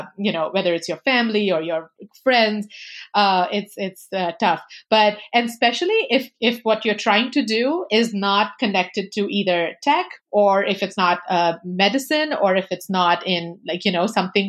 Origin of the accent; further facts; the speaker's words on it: India; As an Indian